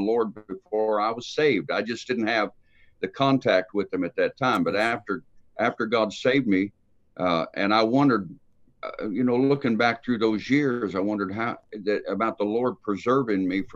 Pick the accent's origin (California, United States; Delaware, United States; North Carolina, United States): California, United States; San Francisco; I was raised on the West Coast out in San Francisco